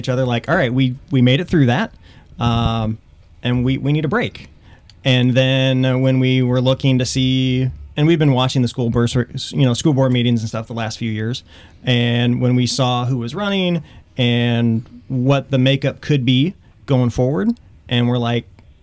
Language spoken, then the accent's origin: English; Springfield, Illinois, United States; moved away as an adult; also born or lived in Cape Girardeau, Missouri; now in Wentzville, United States; I am from Central Illinois. Grew up just outside of Springfield